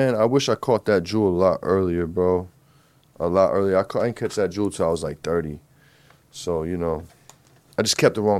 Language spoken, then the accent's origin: English; New Jersey, United States; I'm from Jersey. North Jersey.